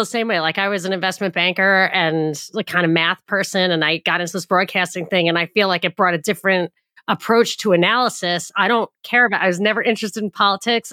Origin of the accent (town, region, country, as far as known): New York, United States; born or raised there